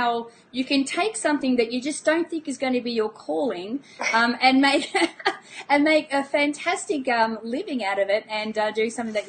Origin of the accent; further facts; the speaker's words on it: Australia; I'm Australian